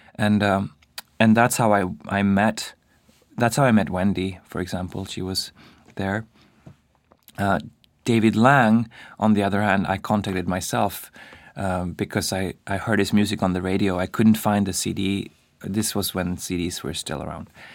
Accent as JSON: {"language": "English", "town": "Stockholm", "region": "Stockholm County", "country": "Sweden", "also_born_or_lived": "Paris, France", "moved": "as an adult", "lives_now": "New York, United States", "said": "I come from Stockholm"}